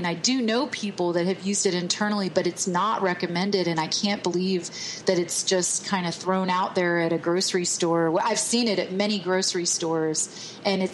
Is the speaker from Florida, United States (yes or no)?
no; Texas, United States; I'm from Texas